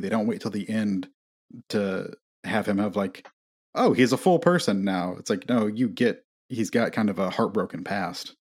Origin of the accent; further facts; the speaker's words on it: Midwest, United States; I'm from the Midwest